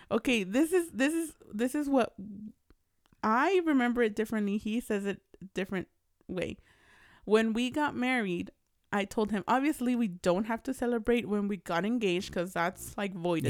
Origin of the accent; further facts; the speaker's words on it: California, United States; I'm from, I was born in California. I'm an American